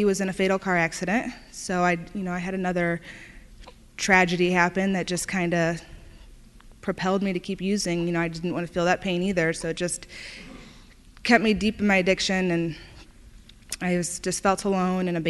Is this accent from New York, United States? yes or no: no; Indiana, United States; I'm from Indiana